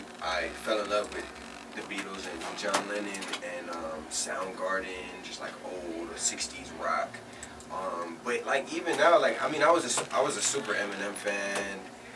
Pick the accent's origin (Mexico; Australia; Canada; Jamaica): Jamaica; So I'm Jamaican, so I grew up listening to a lot